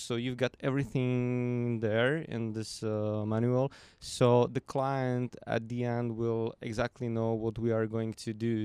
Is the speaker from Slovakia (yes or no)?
yes; Slovakia; I'm from Slovakia